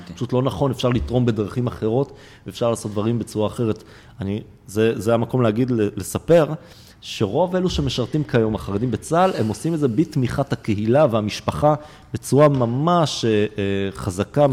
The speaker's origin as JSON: {"language": "Hebrew", "country": "Israel", "tie": "born or raised there", "said": "אני יליד הארץ הזו"}